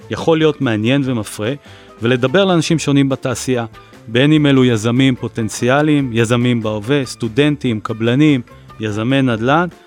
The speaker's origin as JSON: {"language": "Hebrew", "town": "Tel Aviv", "region": "Tel Aviv District", "country": "Israel", "also_born_or_lived": "Haifa", "said": "אני תל אביבי בלב ובנשמה עם תקופת גלות אה, לא קצרה בחיפה, מהנדס אזרחי בהכשרה שלי ודור רביעי למהנדסים ובנאים."}